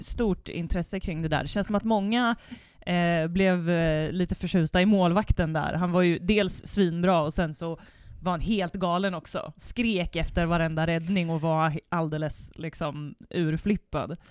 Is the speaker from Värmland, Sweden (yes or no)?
yes; Värmland, Sweden; vi är också från Värmland